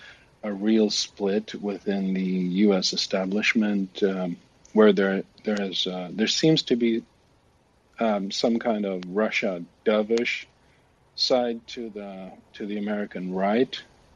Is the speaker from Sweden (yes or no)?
yes; Sweden; I'm from Sweden.